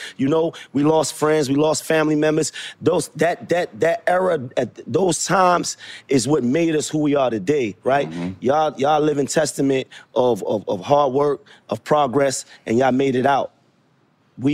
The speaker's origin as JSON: {"language": "English", "town": "Brooklyn", "region": "New York", "country": "United States", "said": "I'm a Knicks fan, and Nets fans. I'm from Brooklyn."}